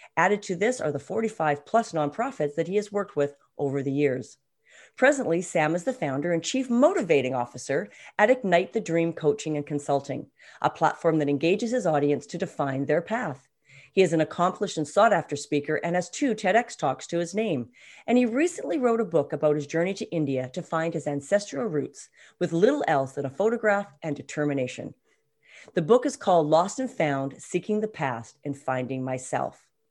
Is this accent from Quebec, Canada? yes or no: no; West Coast of Canada, British Columbia, Canada; we're both Canadians, and we're both from the West Coast, living in the West Coast right now.